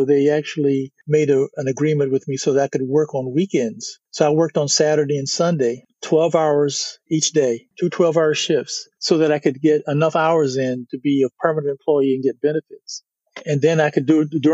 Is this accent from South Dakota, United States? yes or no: no; Washington, District of Columbia, United States; also born or lived in Notre Dame, Indiana; now in Houston, United States; I grew up in Washington, D.C.